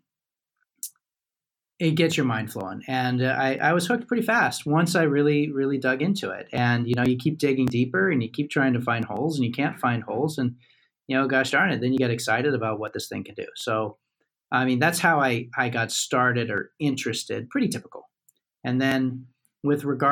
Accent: United States; I'm an American

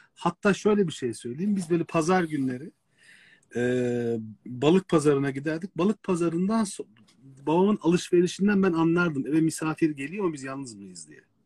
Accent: Istanbul, Turkey; adada doğmuş büyümüş birisi olarak

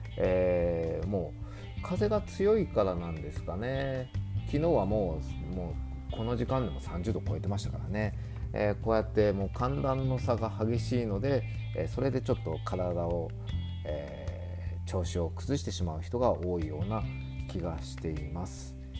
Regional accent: Sapporo, Hokkaido, Japan; now in Australia; 僕札幌出身なので

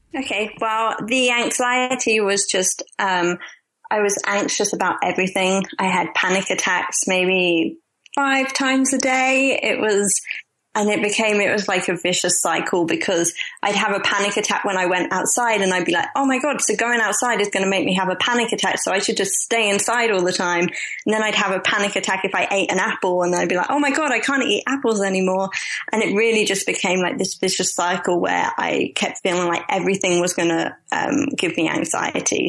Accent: London, United Kingdom; I'm originally from London

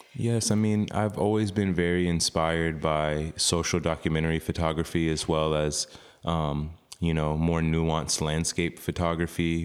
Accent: Oklahoma, United States; moved away; also born or lived in New York / Austin, Texas; growing up in Oklahoma, Chickasaw

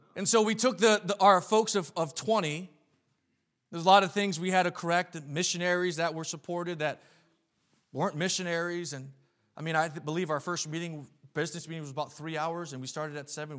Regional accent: New England, United States; moved away as an adult; now in New York, United States; I was born and raised in New England

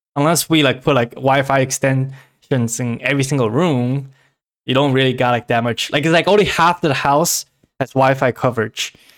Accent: China; moved away; when I was back in China, my hometown, hometown cities, they're, like, my house doesn't have A C or heaters

